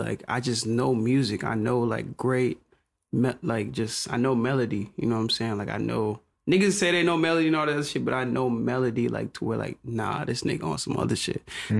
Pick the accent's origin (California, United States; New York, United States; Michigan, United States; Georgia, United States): Georgia, United States; Conyers; I'm coming from Conyers, Rockdale, you know what I'm saying? Mm. Like, I don't, like, when you coming from there, it's just like, damn, like, you go to Atlanta, it's like, oh, shit.